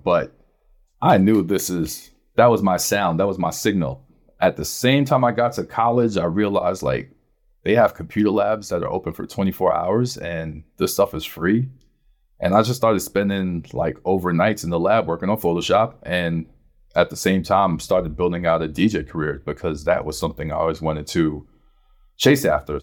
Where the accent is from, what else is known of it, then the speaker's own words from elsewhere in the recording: New York City, New York, United States; I'm from Brooklyn